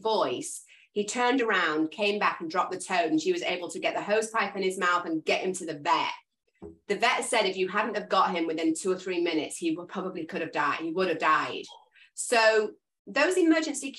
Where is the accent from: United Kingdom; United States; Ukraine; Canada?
United Kingdom; England; I'm English